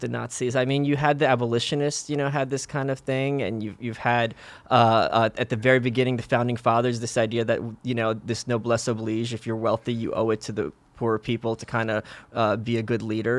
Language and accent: English; New York City, New York, United States; also born or lived in Soviet Union; we came here when I was two to Brooklyn.